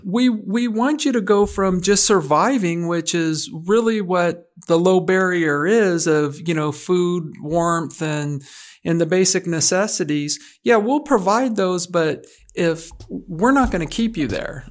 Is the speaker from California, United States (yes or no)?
no; Oregon, United States; moved away as an adult; back to my home state